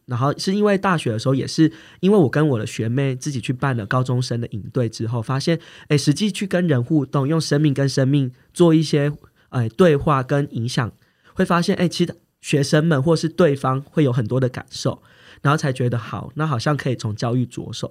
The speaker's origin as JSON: {"language": "Chinese", "region": "rural Tainan", "country": "Taiwan", "tie": "born or raised there", "said": "因为我从小就来自于台南的乡下"}